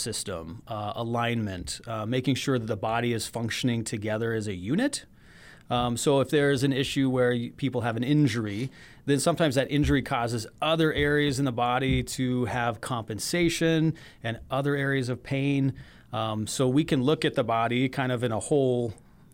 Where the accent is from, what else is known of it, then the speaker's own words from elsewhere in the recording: Washington, United States; moved away as an adult; also born or lived in Texas; now in Rapid City, United States; Washington State, raised there, and then decided to go east for medical school